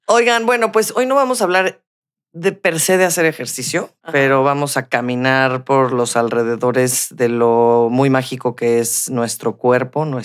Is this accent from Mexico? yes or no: yes; Mexico City, Mexico; Nosotras somos las morras chilangas.